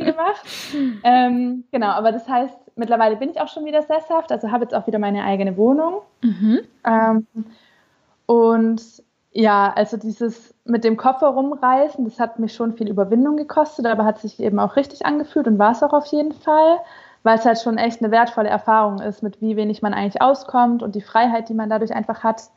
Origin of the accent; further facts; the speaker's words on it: Stuttgart, Baden-Württemberg, Germany; now in Hannover, Germany; meine Familie ist in Stuttgart